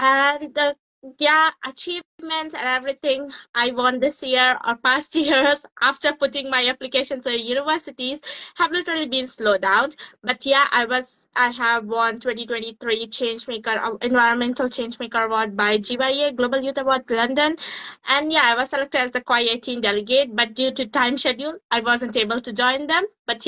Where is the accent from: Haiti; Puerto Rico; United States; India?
India; Uttar Pradesh; moved away as an adult; now in Cambridge, United Kingdom; I'm from Uttar Pradesh, India, but currently based in Cambridge, UK, continuing my studies in BSc Honours Forensic Science at Anglia Ruskin University.